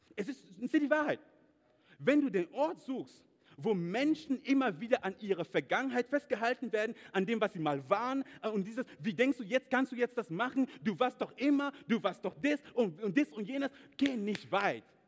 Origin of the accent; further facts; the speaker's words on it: Cameroon; German is a second language; moved away as an adult; now in Germany; typisch Kameruner